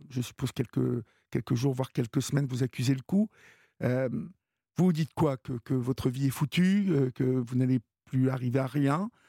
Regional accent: Évreux, Normandy, France; Bah voilà. Je suis d'Evreux, donc.

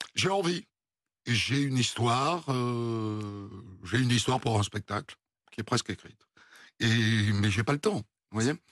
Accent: Bayonne, Nouvelle-Aquitaine, France; j'ai grandi au Pays Basque, à Bayonne

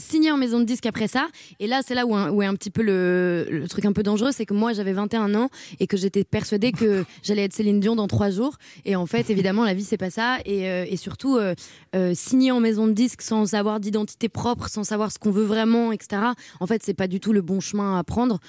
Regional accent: Paris, Île-de-France, France; Je suis née à Paris.

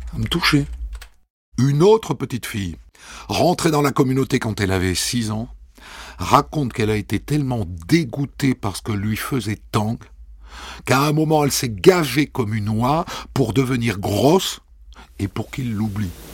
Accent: Agen, Nouvelle-Aquitaine, France; moved away as an adult; also born or lived in Ariège; on est d'Agen

